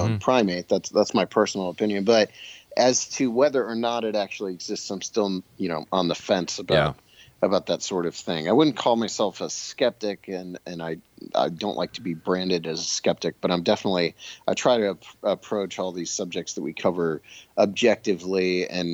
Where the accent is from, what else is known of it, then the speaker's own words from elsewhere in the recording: Bolivar, Ohio, United States; my hometown of Bolivar, Ohio, which is a very small town